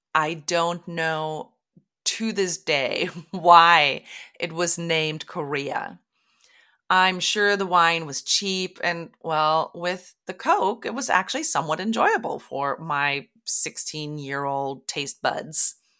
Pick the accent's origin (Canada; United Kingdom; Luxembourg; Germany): Germany; moved away as an adult; now in Oregon, United States; I was born and raised in Germany and moved to the U S in two thousand because my husband is American. We live in Oregon